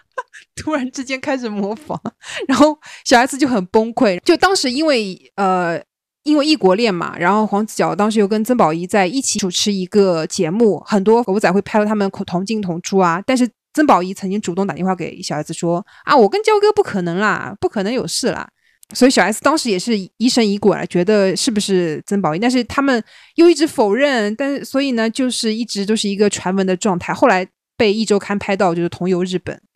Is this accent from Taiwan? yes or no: no; Jiangsu, China; 我是江苏人